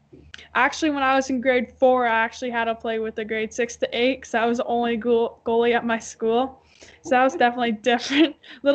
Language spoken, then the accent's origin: English; Parkhill, Ontario, Canada; I played hockey in Park Hill ever since I was 4 years old.